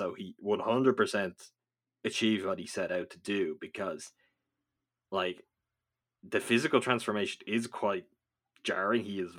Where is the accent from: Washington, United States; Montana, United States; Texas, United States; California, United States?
California, United States; I grew up in Southern California, and at night you could hear them howling sometimes